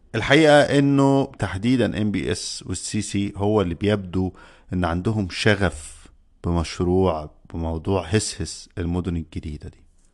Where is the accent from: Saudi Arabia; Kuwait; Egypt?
Egypt; عندنا في مصر